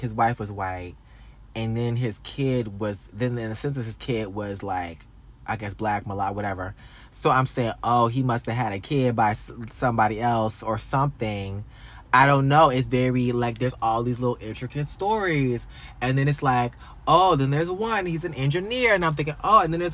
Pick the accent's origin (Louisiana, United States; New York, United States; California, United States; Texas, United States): Louisiana, United States; moved away; I'm from this town.